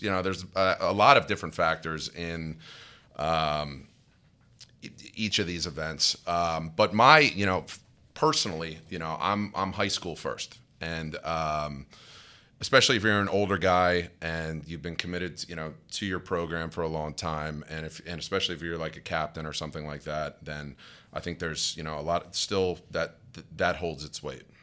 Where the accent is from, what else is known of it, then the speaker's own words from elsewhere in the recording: Madison, New Jersey, United States; grew up in a little town called Madison in Morris County